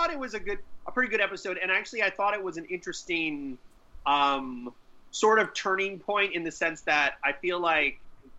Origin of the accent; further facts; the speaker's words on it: United States; although I'm an American